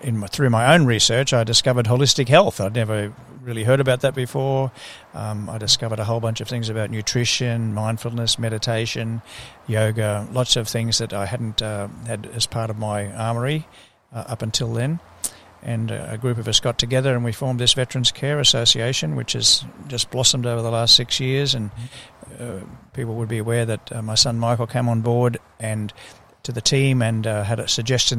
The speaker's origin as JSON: {"language": "English", "town": "Brisbane", "region": "Queensland", "country": "Australia", "tie": "born or raised there", "said": "I grew up here in Brisbane"}